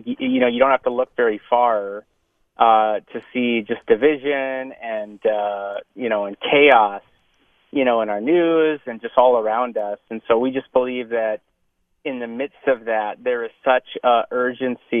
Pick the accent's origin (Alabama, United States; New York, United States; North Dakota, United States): North Dakota, United States; now in Minneapolis, United States; I'm from North Dakota.